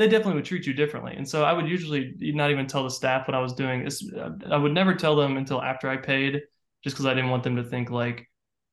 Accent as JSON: {"language": "English", "region": "Central Florida", "country": "United States", "tie": "born or raised there", "moved": "yes", "lives_now": "Nashville, United States", "said": "I'm from Central Florida originally"}